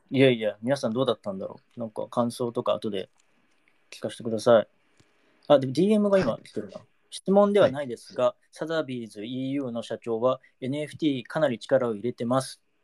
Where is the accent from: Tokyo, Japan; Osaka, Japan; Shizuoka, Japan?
Shizuoka, Japan; 地元静岡で個展を、初の個展を開催することになりました